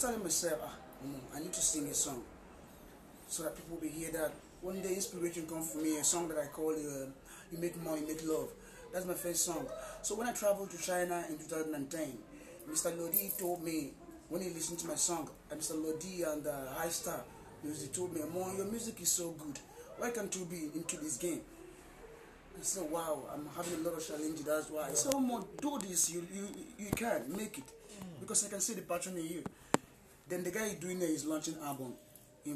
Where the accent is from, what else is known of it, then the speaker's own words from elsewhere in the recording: Anambra, Nigeria; I'm from Nigeria